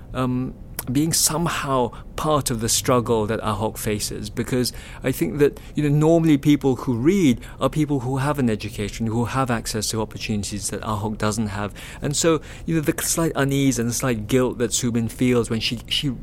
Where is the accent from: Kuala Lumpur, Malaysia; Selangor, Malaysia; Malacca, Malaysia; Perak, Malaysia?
Kuala Lumpur, Malaysia; KL is a very Cantonese town